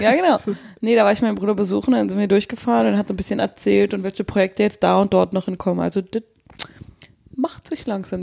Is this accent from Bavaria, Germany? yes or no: no; Nauen, Brandenburg, Germany; moved away; in der Stadt aufgenommen, wo ich zur Schule gegangen bin